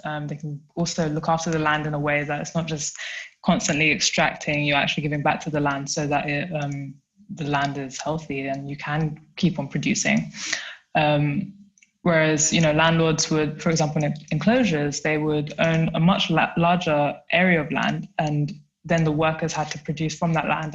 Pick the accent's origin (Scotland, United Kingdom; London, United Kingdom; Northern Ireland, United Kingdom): London, United Kingdom; now in Germany; I am from South London, but I live and work in a small town. Well, actually, it's a city, but it's really small in Germany.